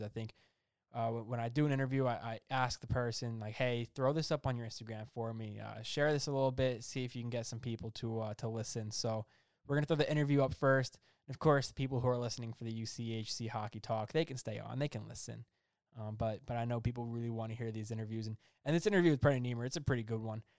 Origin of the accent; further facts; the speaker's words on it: New Jersey, United States; I'm from New Jersey